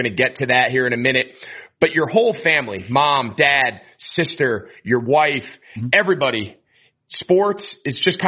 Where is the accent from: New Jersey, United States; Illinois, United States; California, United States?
New Jersey, United States; I grew up outside of New York in New Jersey